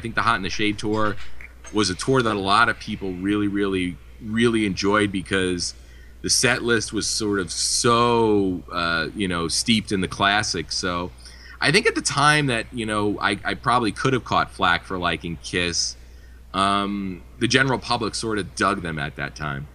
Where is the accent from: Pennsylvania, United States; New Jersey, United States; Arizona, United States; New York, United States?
New Jersey, United States; where I grew up here in New Jersey, I went to high school at the same high school as …